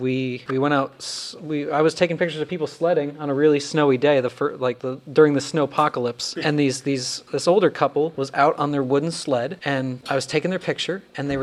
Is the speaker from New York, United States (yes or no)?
no; Findlay, Ohio, United States; In my hometown, Findlay, Ohio